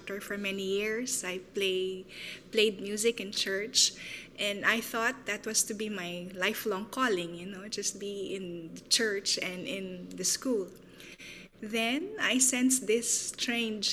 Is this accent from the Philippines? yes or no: yes; Philippines; from the Philippines, serving in the area of ethno-arts and orality